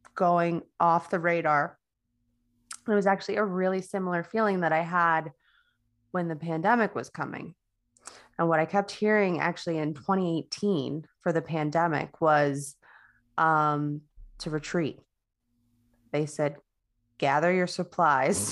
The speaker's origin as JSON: {"language": "English", "town": "Coral Springs", "region": "Florida", "country": "United States", "tie": "born or raised there", "said": "my hometown in Stoneman in Stoneman Douglas in Coral Springs, Florida"}